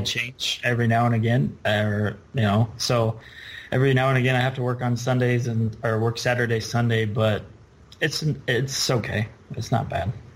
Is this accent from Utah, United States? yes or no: yes; Midway, Utah, United States; So I grew up in Midway